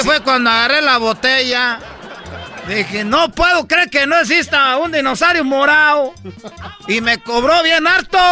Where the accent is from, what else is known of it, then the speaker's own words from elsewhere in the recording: Michoacán, Mexico; yo pues vengo de Michoacán y a mí me tienen envidia pues todos porque soy de Michoacán